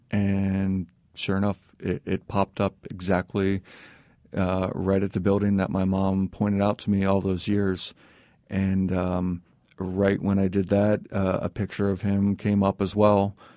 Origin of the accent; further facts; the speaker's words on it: East Coast, United States; also born or lived in Indiana; we grew up out in the East Coast, but, you know, always came back to Indiana 'cause that's where family was from